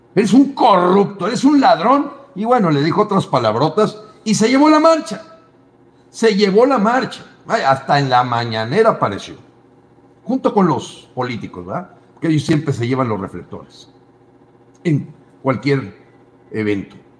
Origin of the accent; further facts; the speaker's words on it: Mexico; Yo te hablo como mexicano.